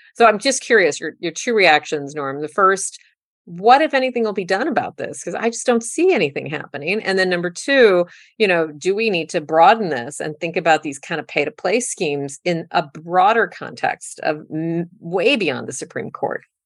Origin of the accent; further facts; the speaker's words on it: South Texas, United States; South Texas, my hometown of Texas